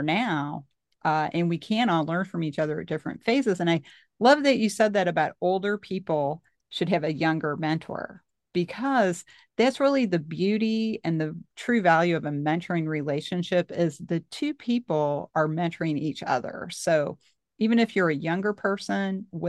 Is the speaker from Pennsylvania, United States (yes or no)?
no; Missouri, United States; I'm from Missouri